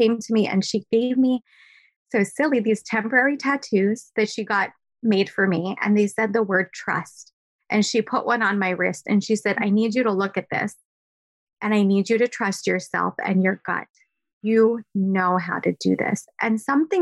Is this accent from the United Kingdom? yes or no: no; India; first language Gujarati; English is a second language; also born or lived in New Jersey; now in Manhattan, United States; we all lived in a joint family home. That's very typical for my culture. I'm Indian.